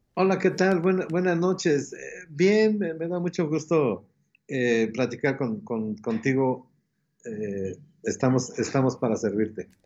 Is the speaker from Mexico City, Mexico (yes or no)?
yes; Mexico City, Mexico; hay un barrio que se llama eh, Casas Alemán, a un costado de, la Ciudad de México, pero sigue siendo la Ciudad de México. De ahí, nací, ahí llevé mi, el asunto de la escuela